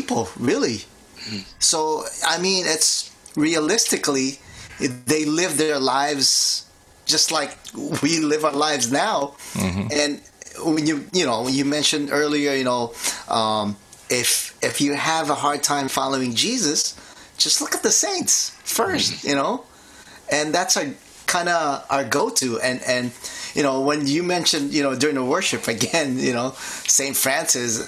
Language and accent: English; Philippines; now in New Jersey, United States; I grew up in the Philippines